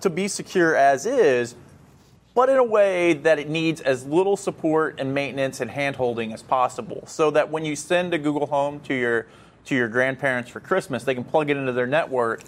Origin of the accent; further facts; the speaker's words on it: United States; As an American